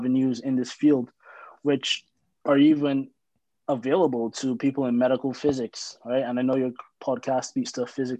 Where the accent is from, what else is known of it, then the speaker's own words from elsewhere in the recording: Barbados; moved away; I'm from Barbados